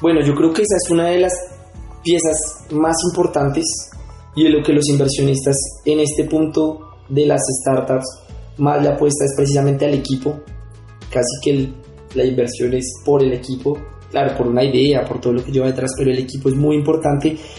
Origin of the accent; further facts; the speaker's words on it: Bogotá, Colombia; yo soy de Bogotá. Eh, yo nací acá, mi familia es de acá.